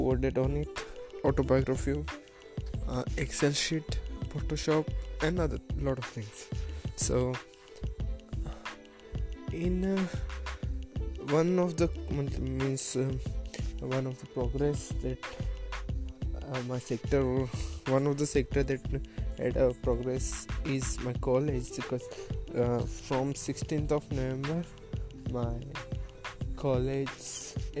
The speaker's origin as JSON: {"language": "English", "town": "Asapur", "country": "India", "said": "I am from Asapur"}